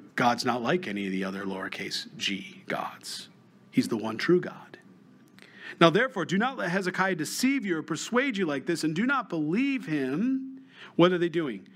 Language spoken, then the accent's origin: English; New York, United States; moved away; I'm from New York, so I, I, still have family, so have friends